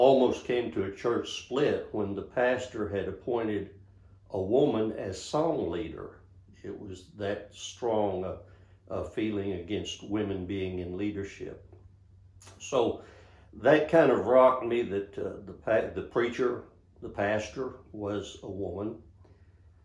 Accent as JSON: {"language": "English", "town": "Monahans", "region": "Texas", "country": "United States", "tie": "born or raised there", "also_born_or_lived": "Austin, Texas", "said": "my hometown of Monahans, Texas"}